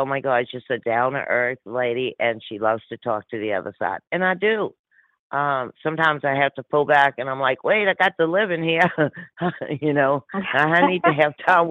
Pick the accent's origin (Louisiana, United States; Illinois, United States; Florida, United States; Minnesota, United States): Louisiana, United States; New Orleans; I'm born and raised in my accent, New Orleans, Louisiana